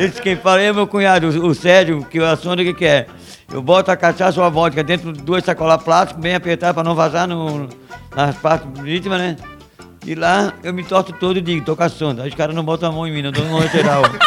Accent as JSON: {"language": "Portuguese", "town": "Florianópolis", "region": "Santa Catarina", "country": "Brazil", "said": "eu sou do Correio"}